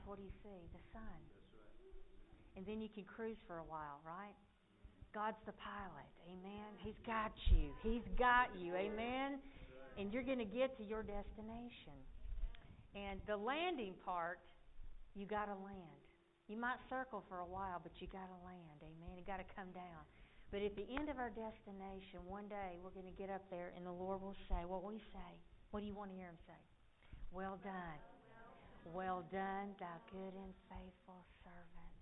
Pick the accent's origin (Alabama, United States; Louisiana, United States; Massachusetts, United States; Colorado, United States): Alabama, United States; moved away as an adult; I came from Alabama with a Bible on my knee. And I traded my banjo for a Bible 24 years ago. When I left Alabama